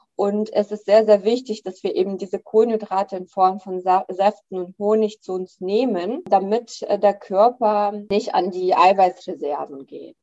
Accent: Russia; now in Germany; ich komme ja aus dem Land, äh, Russland

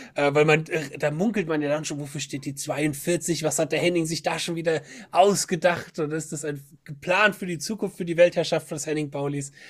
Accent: Bad Schwalbach, Hesse, Germany; ich komme aus Bad Schwalbach, das ist unten bei Wiesbaden

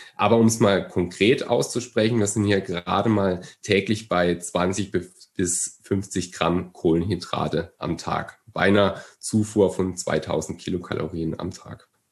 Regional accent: Germany; bei uns in Deutschland, wir haben eine wahnsinnige Brotkultur

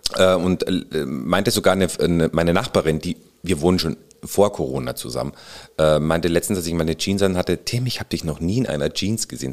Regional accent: Salzburg, Austria; moved away as an adult; also born or lived in Bavaria, Germany / Burghausen, Germany; now in Hamburg, Germany; Ich bin zwar in Österreich geboren, im wunderschönen Salzburg, auch da Kindergarten und Schule und mhm. habe aber dann Gymnasium äh, in Bayern verbracht

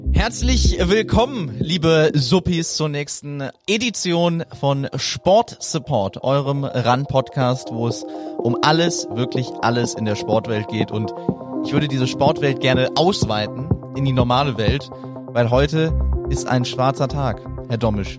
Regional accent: Cologne, North Rhine-Westphalia, Germany; moved away; aus meiner Heimat und von meinen Leuten

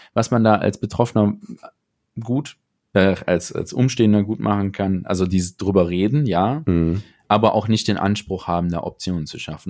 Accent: Aachen, North Rhine-Westphalia, Germany; ich komme ja aus Aachen

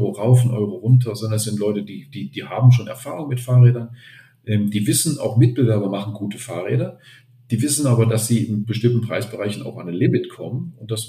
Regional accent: Germany; now in Austria; als Deutscher in Vorarlberg ist man ja ohnehin, man ist ja nicht, man ist ja nicht von hier.

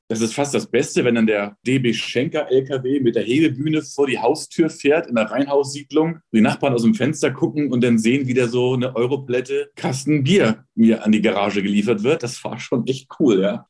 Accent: Hamburg, Germany; moved away as an adult; also born or lived in Frankfurt / Los Angeles; now in Munich, Germany; ich bin geborener Hamburger, bin aber schon seit 1994 aus Hamburg weggezogen

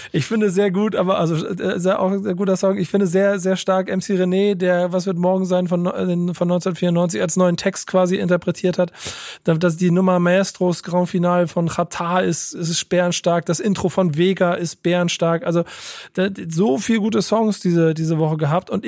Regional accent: Germany; born there; ich bin von der Bantu Nation, ich bin in Deutschland geboren, meine Geburtsurkunde ist deutsch, meine komplette Familie ist in Angola geboren und ist dort registriert.

